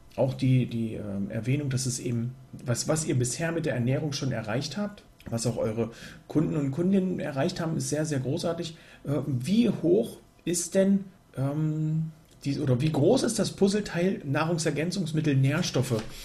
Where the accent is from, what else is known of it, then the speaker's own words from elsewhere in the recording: Germany; hier gerade bei uns in Deutschland